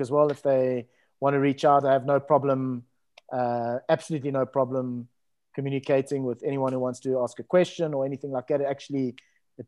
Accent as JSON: {"language": "English", "town": "Cape Town", "region": "Western Cape", "country": "South Africa", "tie": "born or raised there", "said": "Growing up in Musenberg, which is a coastal town in Cape Town"}